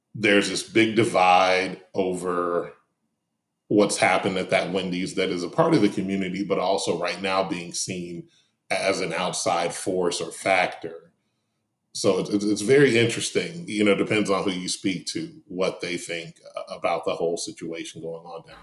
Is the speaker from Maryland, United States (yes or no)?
no; Detroit, Michigan, United States; now in Atlanta, United States; I grew up in Detroit